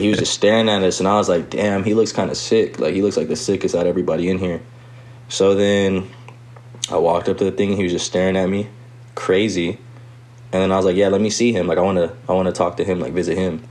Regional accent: Riverside, California, United States; we grew up skating back in Riverside

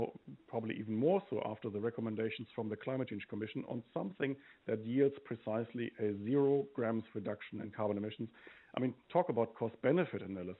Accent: Germany; now in New Zealand; I come from Germany

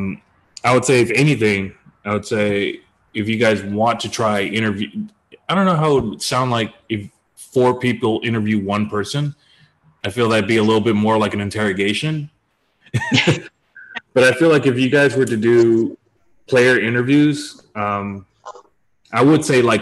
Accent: United States; accent: American English; I'm an American

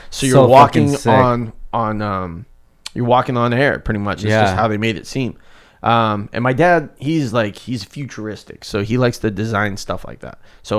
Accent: South Africa; moved away; So when we came from South Africa, back to the story in the beginning, we had an okay life over there. It was decent. We were just like middle class.

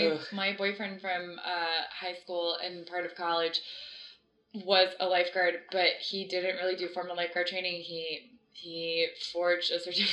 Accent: Florida, United States; I grew up in Florida

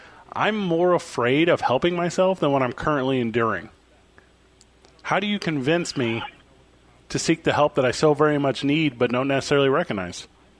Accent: Midwest, United States; I grew up in the Midwest. I have white Anglo-Saxon Protestant values in a Bible Belt

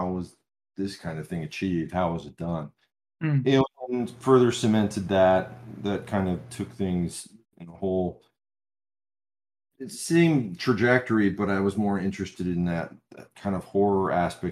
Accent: Michigan, United States; I was born and raised in Michigan

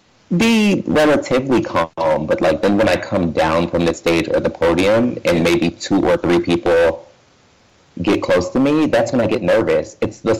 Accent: Western Massachusetts, United States; I grew up in Western Massachusetts.

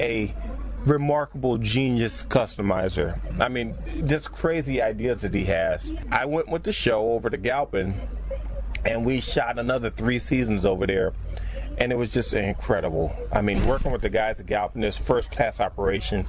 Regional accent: Compton, California, United States; I'm from Compton

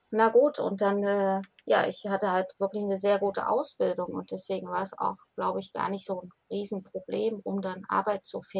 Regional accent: Magdeburg, Saxony-Anhalt, Germany; born there; ja eigentlich gebürtige Magdeburgerin

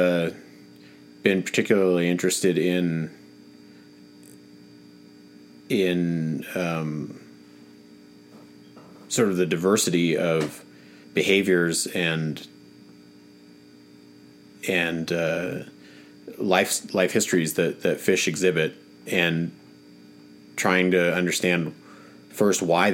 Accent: Willamette Valley, Oregon, United States; I grew up in the Pacific Northwest, in the Willamette Valley in Oregon

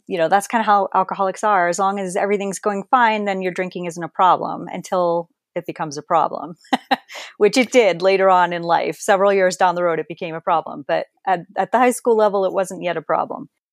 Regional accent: Perth Amboy, New Jersey, United States; moved away; Perth Amboy, actually. I grew up, uh, basically underneath the Staten Island Bridge

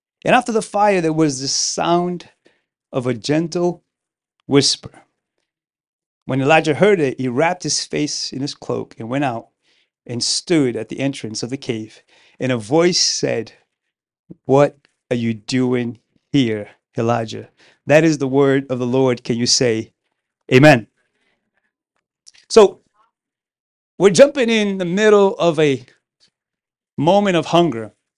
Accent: Pawtucket, Rhode Island, United States; English is a second language; I grew up in Pawtucket, Rhode Island. My parents immigrated here in 1993. I was 15 years old. I'm from the West Coast of Africa. So English is not my first language.

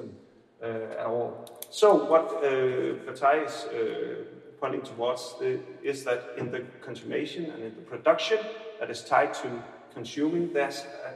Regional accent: Aarhus, Central Denmark Region, Denmark; accent: Aarhus; English is a second language; I have an Aarhus accent when I'm talking English

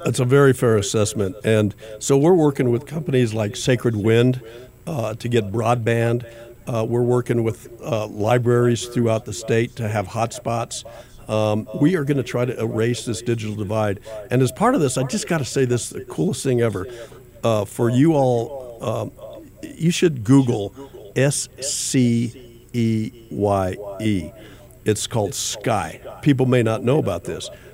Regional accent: Los Alamos, New Mexico, United States; I grew up in Los Alamos

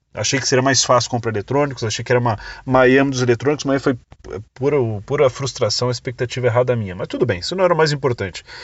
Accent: Brazil; sou do Brasil, eu tenho uma empresa chamada Escola do Marketing Digital no Brasil

